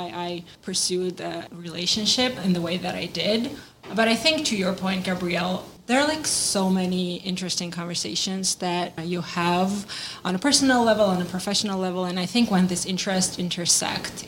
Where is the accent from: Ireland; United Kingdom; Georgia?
Georgia; moved away as an adult; now in United States; I am an international student from the country of Georgia